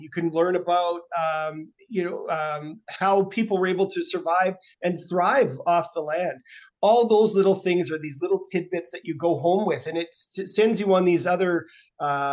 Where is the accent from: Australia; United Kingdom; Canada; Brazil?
Canada; Saskatoon, Saskatchewan; I grew up in Saskatoon